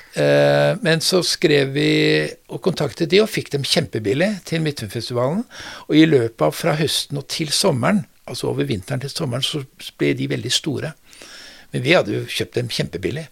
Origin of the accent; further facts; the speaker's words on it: Oslo, Norway; also born or lived in Bodø; Jeg er født, jeg er født i Bodø, ja. og så er jeg vokst opp uh, i Oslo